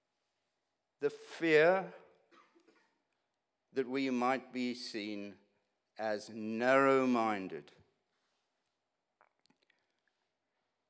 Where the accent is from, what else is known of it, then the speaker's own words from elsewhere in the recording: South Africa; I grew up in South Africa, went to university in South Africa.